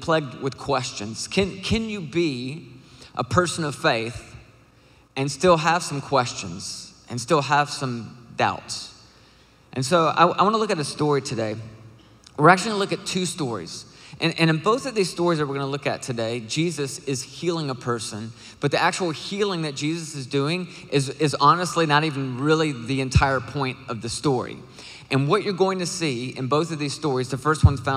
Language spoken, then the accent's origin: English; Nashville, Tennessee, United States; I am from Nashville, Tennessee.